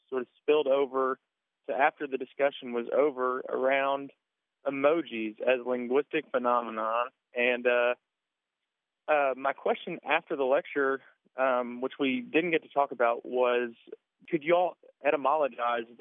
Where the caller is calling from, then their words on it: Bowling Green, Kentucky, United States; I'm calling from Bowling Green, Kentucky.